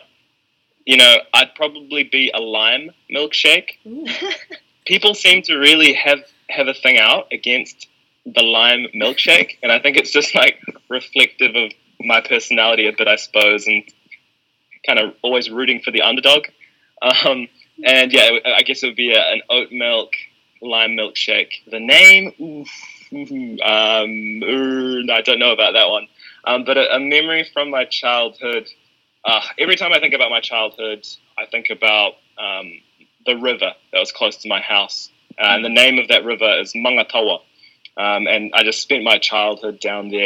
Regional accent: New Zealand; born and raised here in Aotearoa

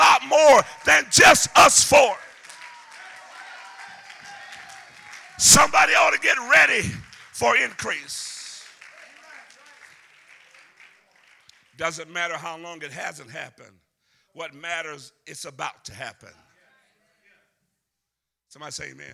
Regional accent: Deep South, United States; accent: Southern; I'm from the South, so I'm from the deep South, so I can talk Southern

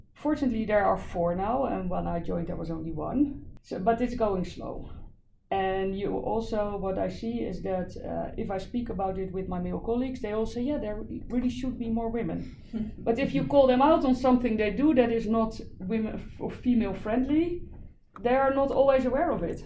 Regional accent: Netherlands; I'm from the Netherlands.

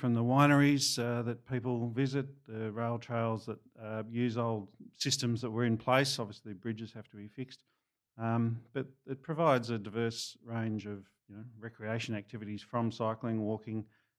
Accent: Frankston, Victoria, Australia; We grew up in Frankston, lovely seaside town, certainly after it was sewered.

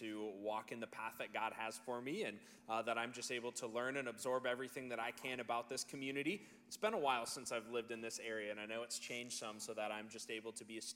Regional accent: Norton Shores, Michigan, United States; moved away as an adult; also born or lived in Greeley, Colorado; I was born and raised here in West Michigan in the Norton Shores area.

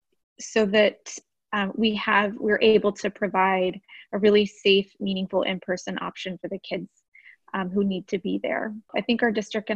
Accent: Austin, Texas, United States; I grew up here in Austin. I went through AISD. I graduated from Austin High

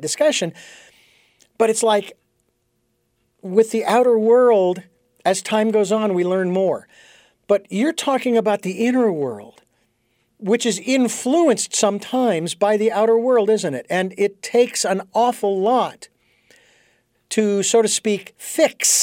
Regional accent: Phoenix, Arizona, United States; I was born and raised in Phoenix.

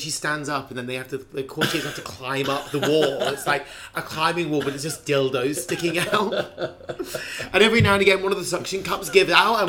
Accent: England, United Kingdom; I'm from England

